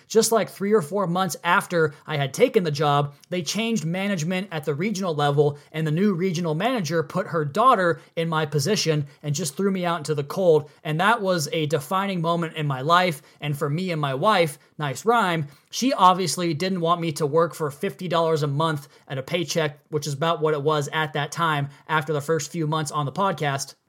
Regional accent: Pacific Northwest, United States; I grew up in the Pacific Northwest

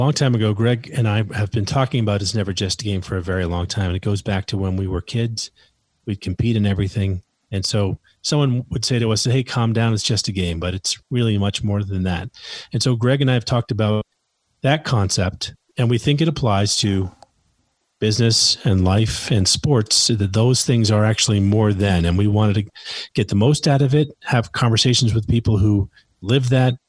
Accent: New York City, New York, United States; also born or lived in Massachusetts; Okay, so we're from New York originally, okay. New York City. We moved to upstate New York.

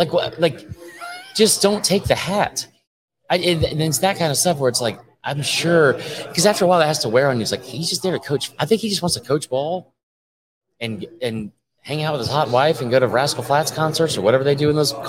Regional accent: Southern United States, United States; We grew up in the South.

